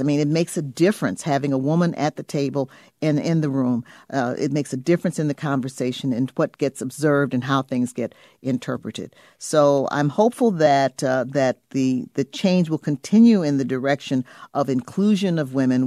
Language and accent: English; Illinois, United States; I come from Illinois